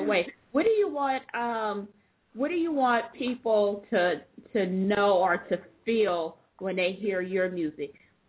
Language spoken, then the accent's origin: English; Oakland, California, United States; But being that I'm a native of Oakland as well. I was born and raised in East Oakland.